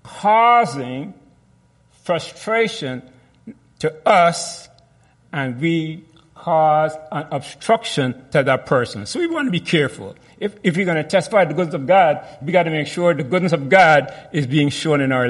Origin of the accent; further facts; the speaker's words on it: Guyana; I was born in Guyana